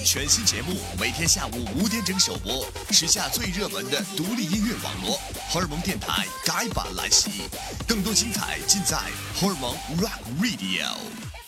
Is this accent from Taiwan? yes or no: no; China; 咱们内地人和很多人的这个童年还有青春都听过…